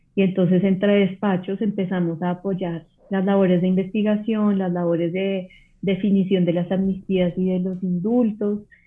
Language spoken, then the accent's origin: Spanish; Colombia; soy colombiana